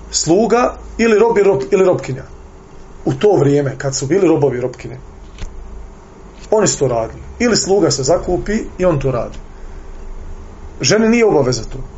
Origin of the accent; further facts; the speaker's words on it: Bosnia & Herzegovina; kod nas u Bosni